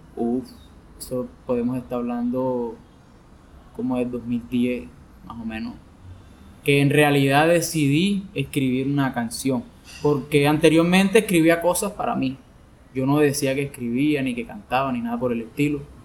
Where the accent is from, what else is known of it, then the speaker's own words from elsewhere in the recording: Sincelejo, Sucre, Colombia; soy de Cincelejo